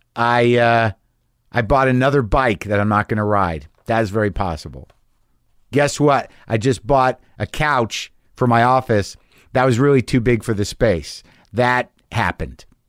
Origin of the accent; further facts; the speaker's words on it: New Mexico, United States; moved away; also born or lived in New York / Los Angeles / San Francisco; I grew up in, uh, New Mexico primarily